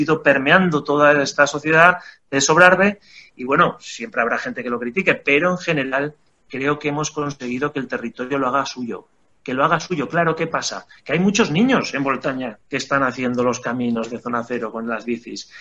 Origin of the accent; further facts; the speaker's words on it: Aínsa, Aragon, Spain; los socios fundadores somos todos de AINSA